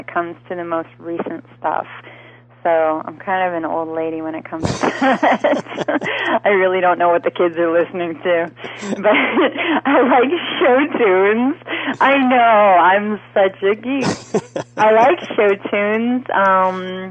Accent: New York, United States; I'm also from New York

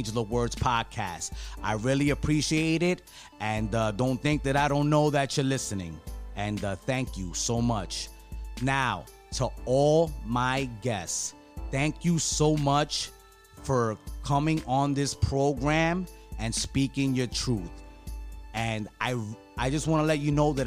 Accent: New York City, New York, United States; I grew up in New York City

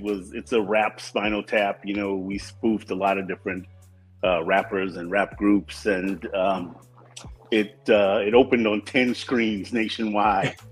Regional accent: Compton, California, United States; we moved to Compton in 1969. We were the second black family on our street.

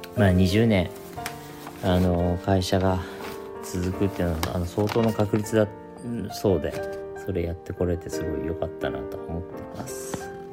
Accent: Shizuoka, Japan; moved away as an adult; now in Tokyo, Japan; 僕静岡出身なんですけれども、えー、高校卒業して地元の洋服屋さんで働いていて

